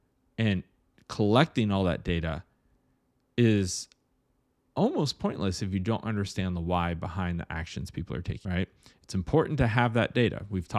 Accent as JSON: {"language": "English", "region": "Ohio", "country": "United States", "tie": "born or raised there", "said": "I grew up in Ohio, and 2 inches of snow was like, get your boots on and get to school."}